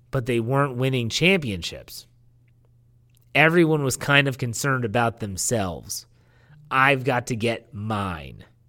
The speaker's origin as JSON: {"language": "English", "town": "Wheeling", "region": "West Virginia", "country": "United States", "tie": "born or raised there", "moved": "yes", "said": "my hometown of Wheeling, West Virginia"}